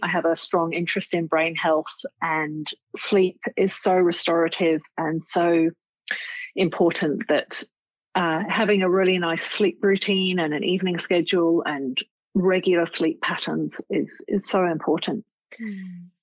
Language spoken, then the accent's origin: English; Cambridge, East of England, United Kingdom; moved away as an adult; also born or lived in Nottingham; now in Sydney, Australia; I grew up in England, in Cambridge. I uh, spent a very happy childhood there in Cambridge.